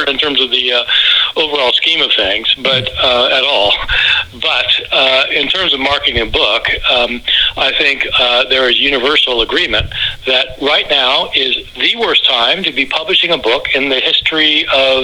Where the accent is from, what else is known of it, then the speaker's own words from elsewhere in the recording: Lawrence, Kansas, United States; I grew up in Lawrence, Kansas, and I was raised as a Christian